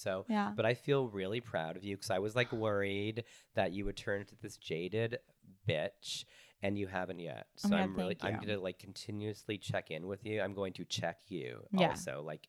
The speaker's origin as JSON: {"language": "English", "region": "Texas", "country": "United States", "tie": "born or raised there", "also_born_or_lived": "Canada", "said": "And I'm Canadian on top of it. And I grew up in Texas."}